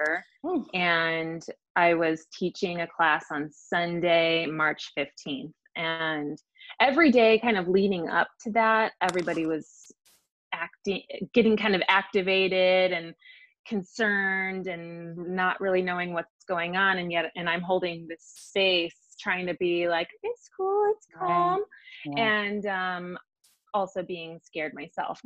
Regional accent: Chicago, Illinois, United States; now in Kansas City, United States; I'm originally from Chicago and never ever thought I would live in Missouri

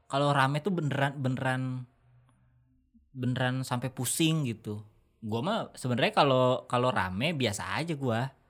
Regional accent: Gondang Wetan, East Java, Indonesia; Bang mau nitip salam dong buat temen-temen tim sepak bola kampungku Persetan Gondang Wetan

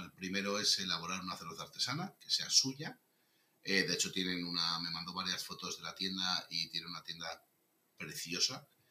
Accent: Navarre, Spain; also born or lived in Madrid; soy, soy, navarro

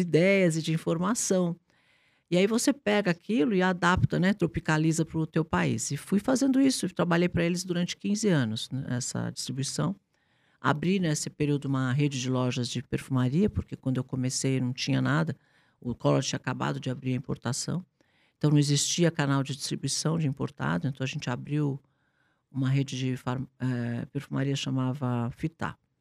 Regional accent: São Paulo, Brazil; eu nasci, eu nasci eh, aqui em São Paulo

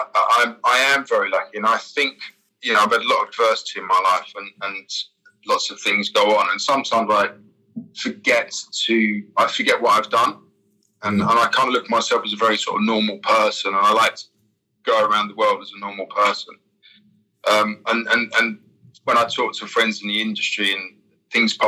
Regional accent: London, United Kingdom; moved away as an adult; where I'm from East London

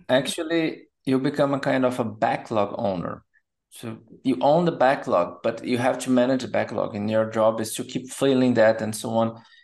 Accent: Brazil; moved away as an adult; also born or lived in São Paulo, Brazil; now in Germany; And then I moved from Brazil to Germany.

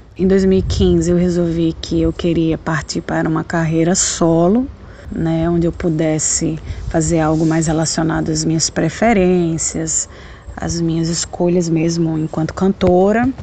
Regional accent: Potiguar, Rio Grande do Norte, Brazil; moved away as an adult; also born or lived in Londrina, Paraná; eu sou potiguar

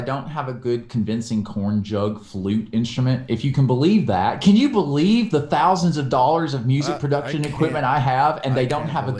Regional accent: the South, United States; We're both from the South.

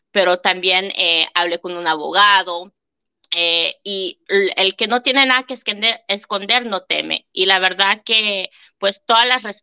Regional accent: Canada; la verdad que no sabía que siendo canadiense podía tener una hipoteca allá

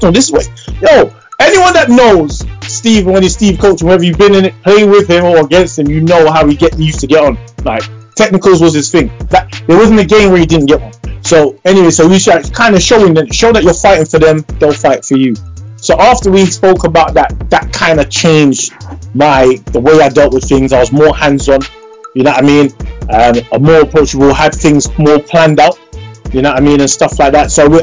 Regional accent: London, United Kingdom; me being from London, you know, almost London

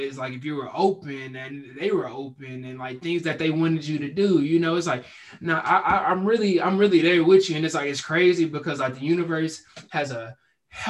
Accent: Houston, Texas, United States; also born or lived in Dallas; I moved back to my hometown in Houston

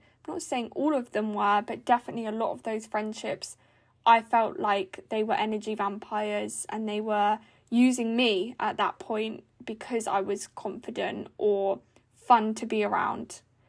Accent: South East England, United Kingdom; now in Norfolk, United Kingdom; But I then started a job, because I moved to Norfolk from Buckinghamshire, which is like 3 hours away, for, you know, different reasons.

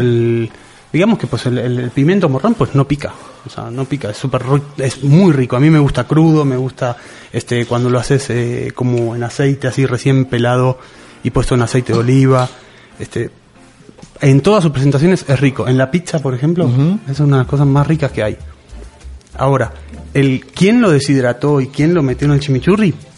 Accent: Argentina; en Argentina nos tenemos la costumbre muy del campo

